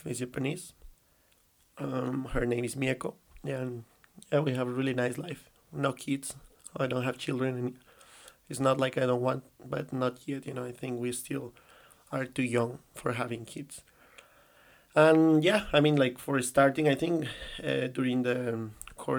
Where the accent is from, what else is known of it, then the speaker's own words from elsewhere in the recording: Colombia; English is a second language; moved away as an adult; now in China; I live kind of like all my childhood and, like, in Colombia, I already say it, you know, it's kind of like the tip, but I live all my childhood in my country in South America